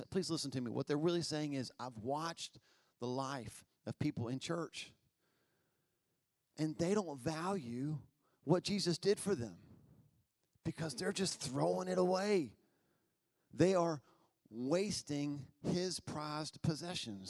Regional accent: Albemarle, North Carolina, United States; I was raised in Albemarle.

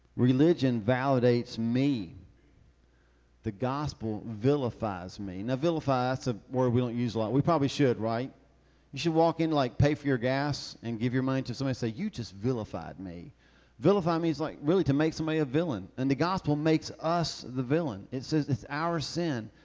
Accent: the South, United States; I'm from the South.

